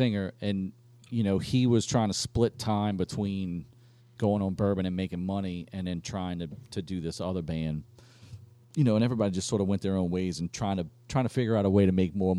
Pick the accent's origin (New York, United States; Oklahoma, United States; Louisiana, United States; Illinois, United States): Louisiana, United States; Metairie; because I'm from Metairie.